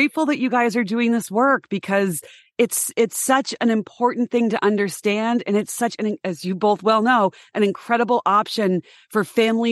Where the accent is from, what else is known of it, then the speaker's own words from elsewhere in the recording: Boston, Massachusetts, United States; also born or lived in Denver; I'm from the Boston area. It's an academic mecca here.